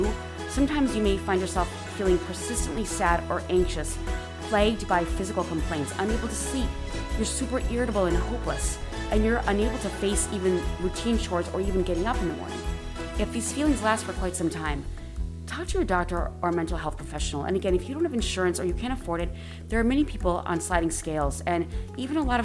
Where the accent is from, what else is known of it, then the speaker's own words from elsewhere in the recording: Wisconsin, United States; now in Los Angeles, United States; I'm originally from Wisconsin